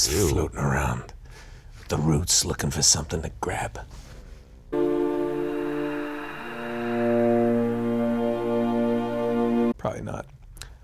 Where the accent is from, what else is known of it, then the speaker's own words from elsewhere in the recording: Fall River, Massachusetts, United States; New England where I grew up, right near where I grew up in Fall River, Massachusetts